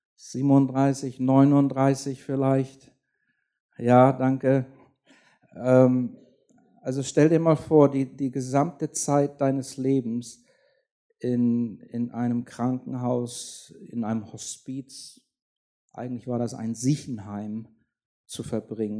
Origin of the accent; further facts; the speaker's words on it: Schleswig-Holstein, Germany; ich bin in Schleswig-Holstein aufgewachsen